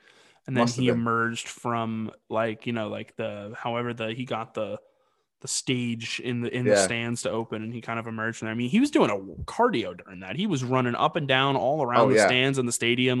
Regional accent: New England, United States; we're obviously from New England.

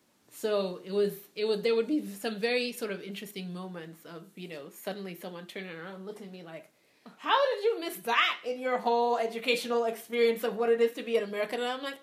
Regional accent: Nigeria; moved away as an adult; also born or lived in Liberia / New York; now in United States; I was born in Liberia to Sierra Leonean parents. And then I moved to Nigeria when I was 6. And I lived in Nigeria from when I was 6 to 18.

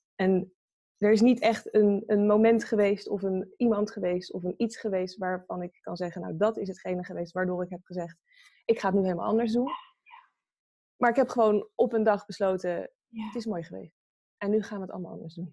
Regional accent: Pijnakker, South Holland, Netherlands; now in The Hague, Netherlands; In eh, een dorpje en dat heet Pijnakker en dat ligt bij eh, Delft.

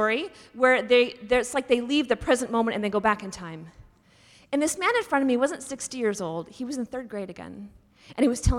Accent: Pacific Northwest, United States; also born or lived in Seattle, Washington / Texas; I grew up in the Pacific Northwest

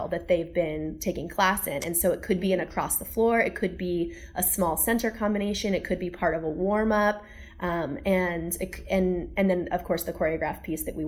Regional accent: Satellite Beach, Florida, United States; In Satellite Beach, Florida, which is just an hour and 20 minutes to the east of us

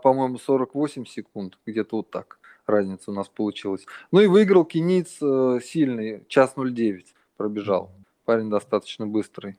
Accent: Russia; moved away as an adult; now in Thailand; я родился в России

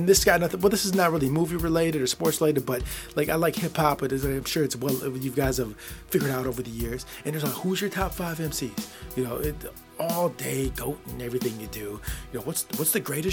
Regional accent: Michigan, United States; born or raised there

